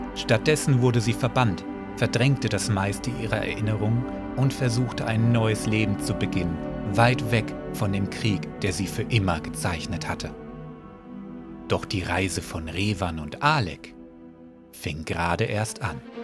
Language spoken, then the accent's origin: German; Germany; bin ich ja Deutscher